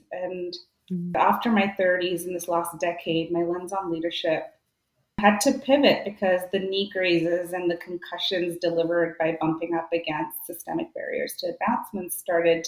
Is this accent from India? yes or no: yes; India; also born or lived in Vancouver, Canada; now in Canada; growing up in India